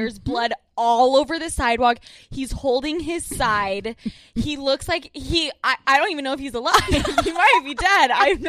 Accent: Salt Lake City, Utah, United States; now in New York City, United States; I am from Salt Lake City, Utah.

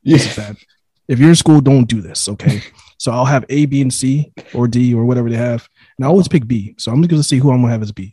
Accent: New York, United States; I was born in New York

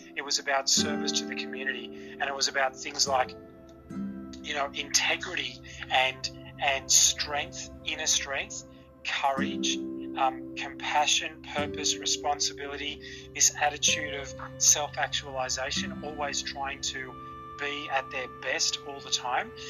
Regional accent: Australia; I was born in Australia, and I've lived in Australia all of my life

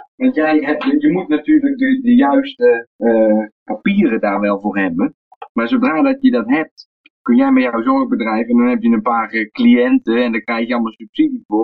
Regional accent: Netherlands; now in Serbia; wij als Nederlander

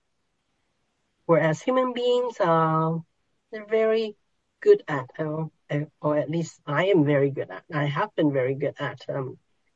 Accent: Hong Kong; moved away; I was born in Hong Kong, so there are those markets where they hang, pigs that are half slaughtered, and all everything there. You can buy just about anything there. So I grew up in that environment in Hong Kong.

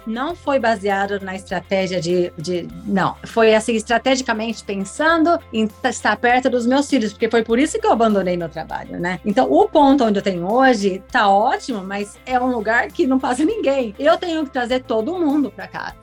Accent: Brazil; now in Miami, United States; como uma boa brasileira

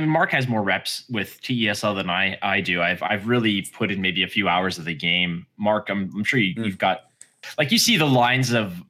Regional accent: Canada; as a Canadian, we still have Toys R Us

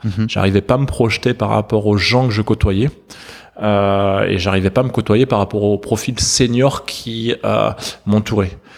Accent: between Montpellier and Valence, south of France, France; j'ai grandi dans le sud de la France. entre Montpellier et Valence.

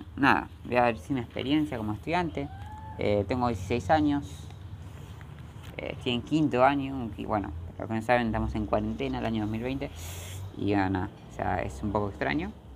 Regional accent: Argentina; soy de Argentina.

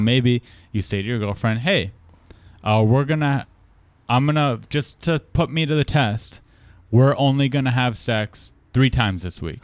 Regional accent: California, United States; being born and raised in California

